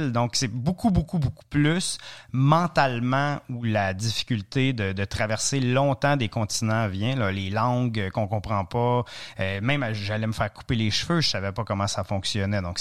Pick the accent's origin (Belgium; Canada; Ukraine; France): Canada; Ontario; prison en Ontario. C'est très, très, très, très francophone, comme vous pouvez certainement entendre dans mon accent. Et, euh, après ça, Université à Ottawa, Université à Montréal, et éventuellement le, tour du monde.